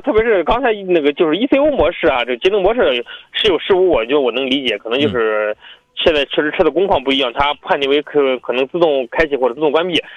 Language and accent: Chinese; Jinan, Shandong, China; 我们济南市